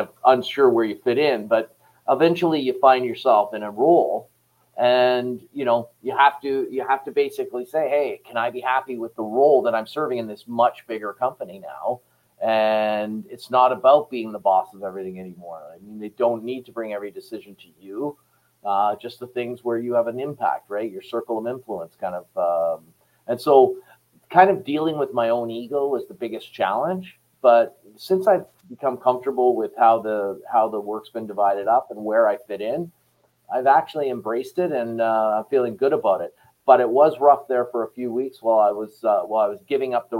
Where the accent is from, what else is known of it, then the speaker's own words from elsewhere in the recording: Canada; I was really a Canadian guy running a Canadian company